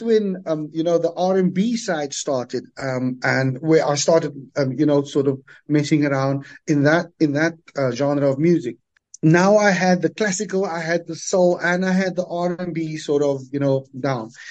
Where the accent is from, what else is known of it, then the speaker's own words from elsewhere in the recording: Cape Town, Western Cape, South Africa; growing up in the Cape Flats, every school had the do up groups